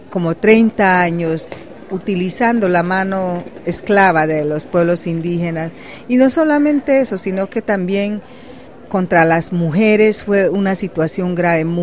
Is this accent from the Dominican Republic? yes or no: no; Amazon region, Colombia; yo soy indígena huitoto de la Amazonía colombiana.